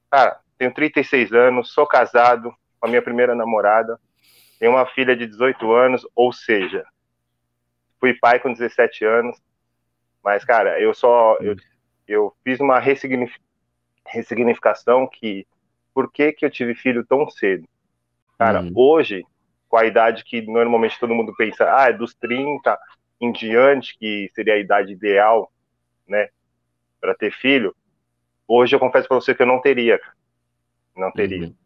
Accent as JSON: {"language": "Portuguese", "region": "São Paulo", "country": "Brazil", "said": "E, cara, sou de Itaquera, 36 anos moro aqui."}